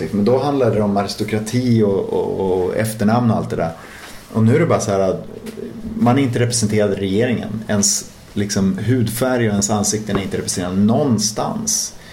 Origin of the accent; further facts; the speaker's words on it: Umeå, Västerbotten County, Sweden; moved away as an adult; där jag växte upp